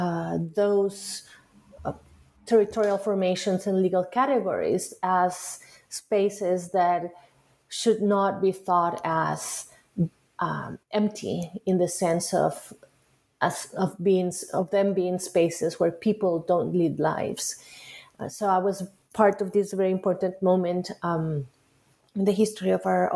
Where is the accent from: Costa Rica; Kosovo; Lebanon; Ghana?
Costa Rica; moved away as an adult; now in United States; I was born in Costa Rica, where I grew up